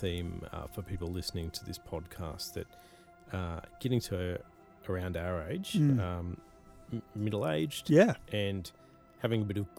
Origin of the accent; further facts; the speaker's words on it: the Bible Belt, United States; I can say that as a more sensitive and artistic youth growing up in the Bible Belt, it was trickier.